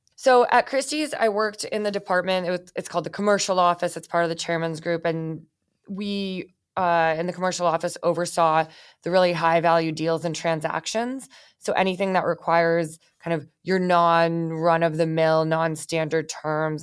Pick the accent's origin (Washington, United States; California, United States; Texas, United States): California, United States; Bay Area; I grew up in the Bay Area.